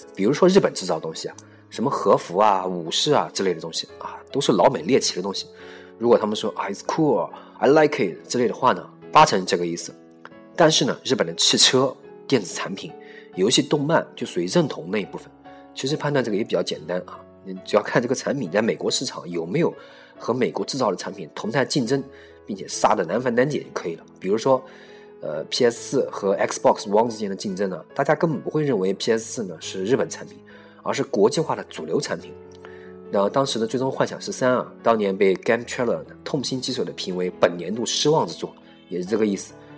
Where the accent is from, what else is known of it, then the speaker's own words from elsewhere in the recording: China; 我们作为土生土长的中国人